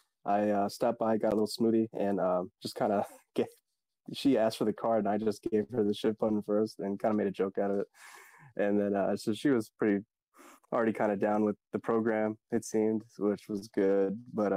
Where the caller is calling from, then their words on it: Woodbridge, Virginia, United States; I am shifting from Virginia, Woodbridge, Virginia, which is kind of a suburb of Washington, D.C.